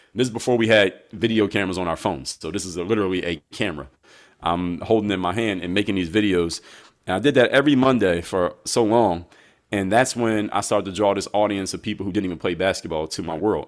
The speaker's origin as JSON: {"language": "English", "town": "Philadelphia", "region": "Pennsylvania", "country": "United States", "said": "I'm from Philadelphia"}